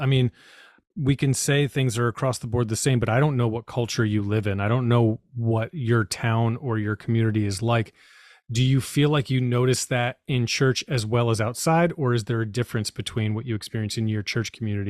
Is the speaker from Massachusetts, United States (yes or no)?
yes; Boston, Massachusetts, United States; I will say that I experienced that growing up in the Boston area.